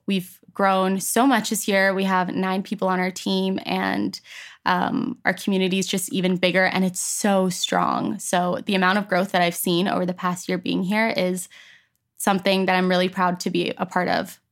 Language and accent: English; Edmonton, Alberta, Canada; also born or lived in Toronto, Ontario, Canada; when I was ten, I moved to Edmonton, Alberta